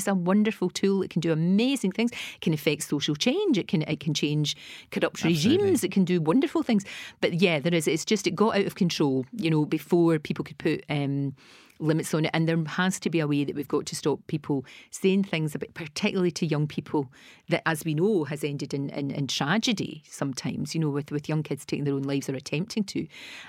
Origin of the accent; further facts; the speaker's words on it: Glasgow, Scotland, United Kingdom; You know, I was from the East End of Glasgow, from the Gorbals, and from Bridgeton in Glasgow.